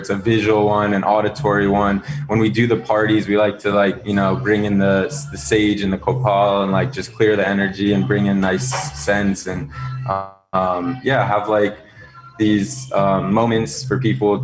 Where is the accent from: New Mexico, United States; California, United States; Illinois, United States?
New Mexico, United States; Zuni; also born or lived in Southern Africa; I grew up on the Zuni Pueblo, which was a super rich upbringing in youth